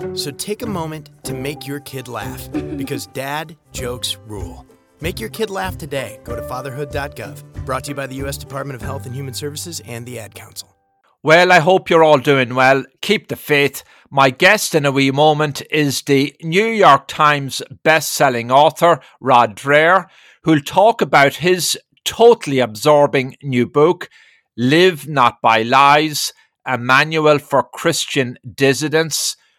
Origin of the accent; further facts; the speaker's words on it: Ireland; now in United States; I'm from Ireland originally. I've lived in America for three decades